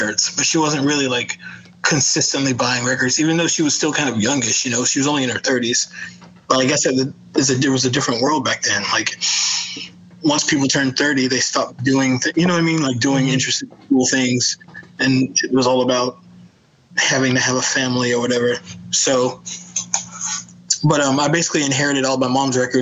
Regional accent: Greenville, North Carolina, United States; I'm from North Carolina originally, Greenville, North Carolina.

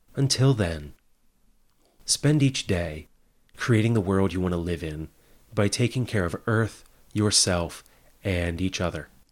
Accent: Hagerstown, Maryland, United States; my hometown of Hagerstown

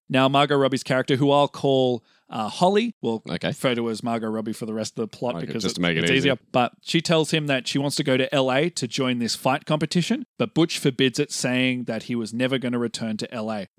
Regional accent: Australia; We're both Australian, so

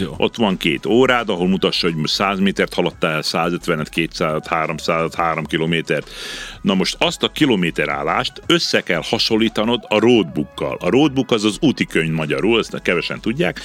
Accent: Subotica, Vojvodina, Serbia; én így születtem, én itt Szabadkán születtem, mm-hmm. az mhm. első naptól itt vagyok

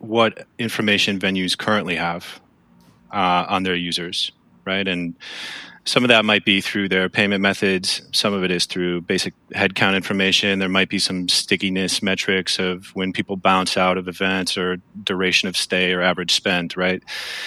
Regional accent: Milwaukee, Wisconsin, United States; I'm from Milwaukee.

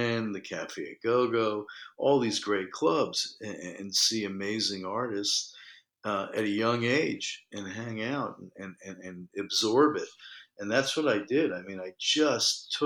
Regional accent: New York City, New York, United States; I was born in New York. I've lived here my whole life

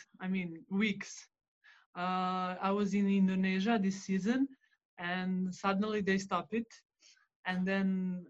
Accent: Serbia; English is a second language; So normally we had to be in Belgrade, but, you know, you always try to escape. And then I went to my hometown. It's like 3 hours far from Belgrade.

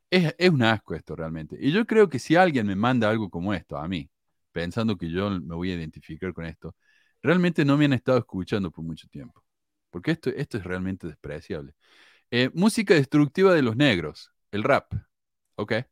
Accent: Mexico; Aquí en mi país ha habido negros desde la dominación española. Y recientemente el gobierno del presidente este inepto y tonto que tenemos, López Obrador, ha permitido la entrada de negros de Haití

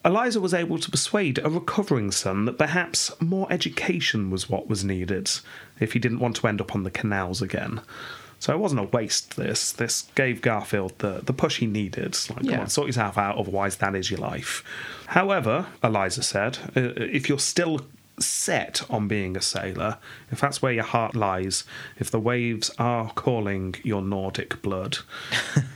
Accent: England, United Kingdom; growing up in England

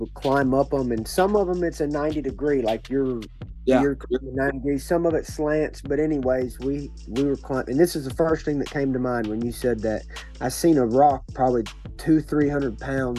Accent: Cabot, Arkansas, United States; I grew up in Cabot, and I started going to Searcy because my MMA gym moved to Searcy

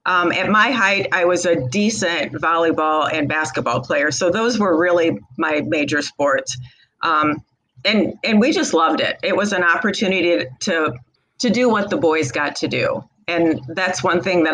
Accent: Rural Illinois, United States; Rural Illinois

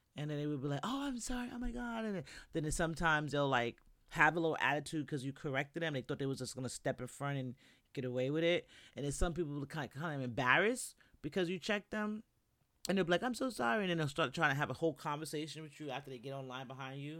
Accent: New York, United States; moved away as an adult; now in Florida, United States; I'm from New York

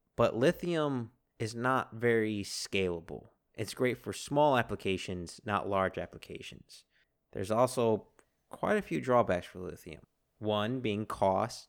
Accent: United States; being American

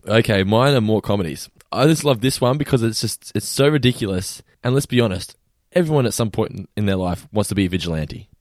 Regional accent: Geelong, Victoria, Australia; We were born and raised in Geelong

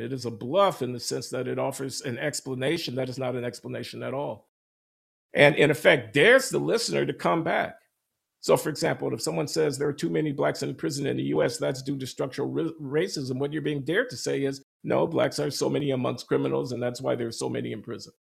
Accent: Chicago, Illinois, United States; moved away; my hometown newspaper, the Chicago Tribune

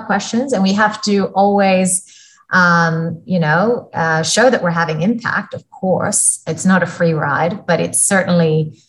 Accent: Florida, United States; also born or lived in India; now in Australia; In a small town south of Tampa, and nothing, like, you would not have heard of it.

